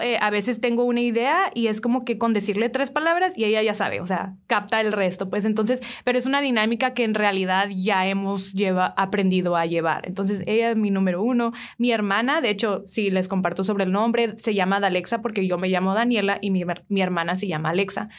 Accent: San Diego, California, United States; moved away as an adult; now in Hermosillo, Mexico; yo vengo de San Diego originalmente, San Diego, California. La el estilo de vida ya es muy diferente. Eh, hace cinco o seis años me mudé para aquí Hermosillo

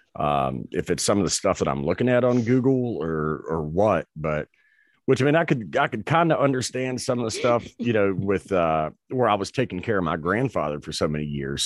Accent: North Carolina, United States; I grew up in North Carolina

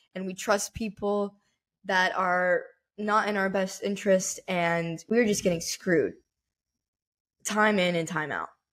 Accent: United States; I wanna be labeled as an American

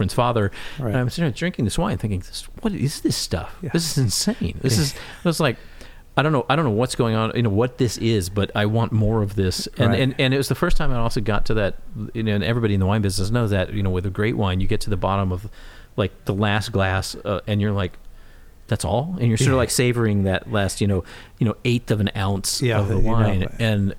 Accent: Texas, United States; moved away as an adult; also born or lived in Boston; I grew up in Texas

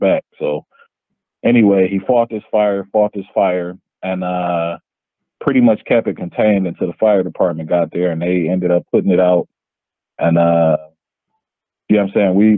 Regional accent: Yellow Springs, Ohio, United States; It's called Yellow Springs, Ohio. Same town as Dave Chappelle

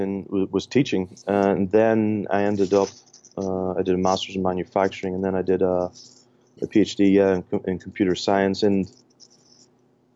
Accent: Ireland; accent: Irish; now in Michigan, United States; if my accent doesn't give it away, I'm Irish.

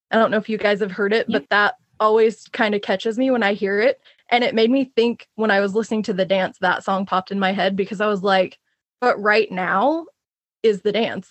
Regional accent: Oklahoma, United States; moved away; the town that I grew up in in Oklahoma.

